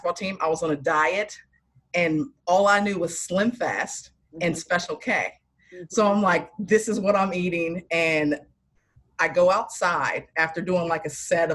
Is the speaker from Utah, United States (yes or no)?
no; near the Outer Banks, North Carolina, United States; I grew up in North Carolina, like right outside the Outer Banks